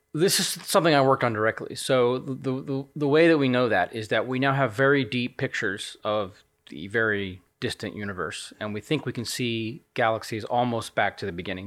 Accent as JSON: {"language": "English", "country": "United States", "also_born_or_lived": "Nottingham", "moved": "as an adult", "lives_now": "United Kingdom", "said": "as an American citizen"}